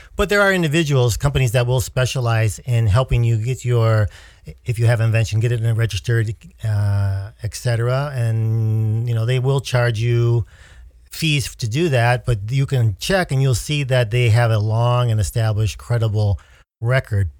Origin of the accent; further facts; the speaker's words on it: United States